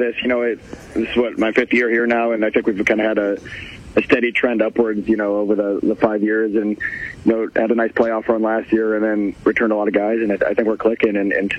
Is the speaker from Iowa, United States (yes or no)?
yes; Ames, Iowa, United States; now in Centerville, United States; before I moved to Centerville, I grew up in Ames